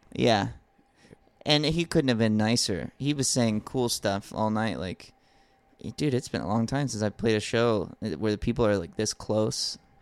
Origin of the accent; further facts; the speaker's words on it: Alabama, United States; grew up in Alabama